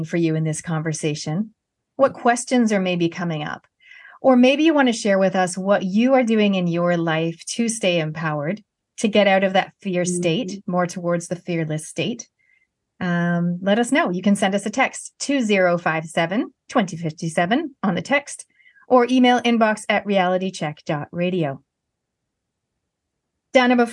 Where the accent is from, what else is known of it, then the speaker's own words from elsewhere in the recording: Canada; moved away as an adult; now in New Zealand; being a Canadian and I'm moving here in my 20s, I'm a Kiwi by heritage but Canadian by birth